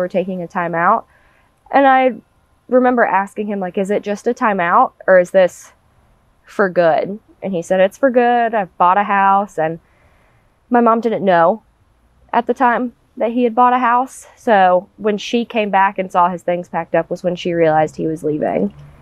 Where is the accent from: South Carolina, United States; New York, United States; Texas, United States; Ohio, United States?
South Carolina, United States; Mount Pleasant; I was born in Mount Pleasant, South Carolina